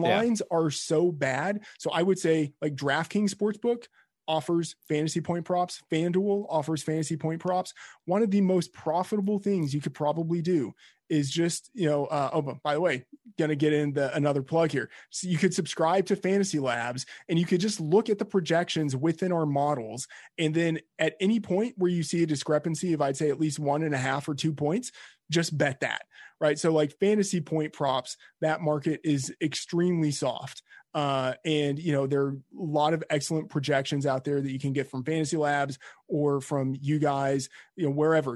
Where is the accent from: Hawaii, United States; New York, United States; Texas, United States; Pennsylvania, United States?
Texas, United States; I'm from Texas